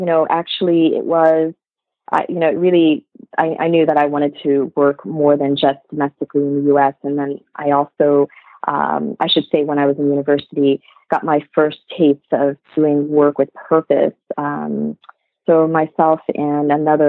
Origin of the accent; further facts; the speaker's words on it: United States; also born or lived in Vietnam; So I came to the U.S. To a small dairy farming village back when I was like 2 years old